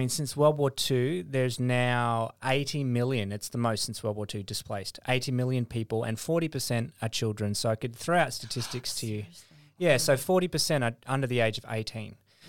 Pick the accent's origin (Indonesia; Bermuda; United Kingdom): Indonesia; born there; also born or lived in West Papua; I was born in Indonesia. Mm. My parents were missionaries in Indonesia and also in West Papua, which is the Indonesian side of New Guinea, Irian Jaya at the time.